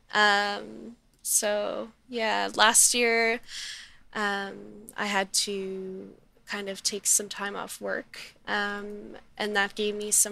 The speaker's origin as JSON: {"language": "English", "town": "Middleton", "region": "Nova Scotia", "country": "Canada", "tie": "born or raised there", "moved": "as an adult", "lives_now": "Halifax, Canada", "said": "I grew up in Middleton in the Valley."}